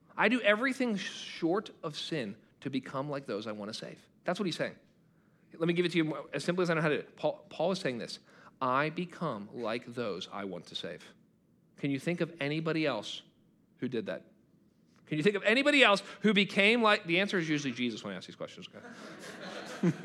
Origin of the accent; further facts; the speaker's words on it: United States; I'm a Christian who happens to be an American.